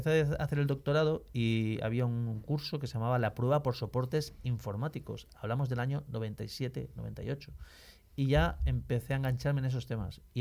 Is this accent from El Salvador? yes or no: no; Valencia, Valencian Community, Spain; Pues mira, eh, como soy de Valencia y como sabéis, en Valencia hay mucha afición a la música, toda mi familia somos músicos